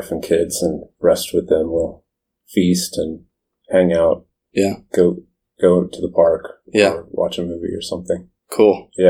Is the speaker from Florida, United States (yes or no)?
yes; Florida, United States; born or raised there; moved away as an adult; also born or lived in Orlando; now in Washington, D.C., United States